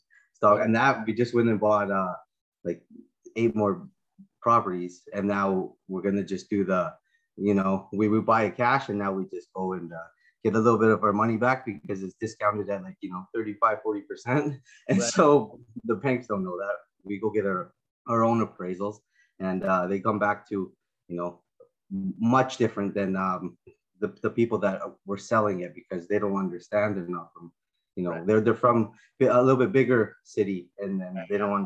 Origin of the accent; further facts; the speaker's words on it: Prince Rupert, British Columbia, Canada; I'm from Prince Rupert, BC, Canada, and we do real estate and other things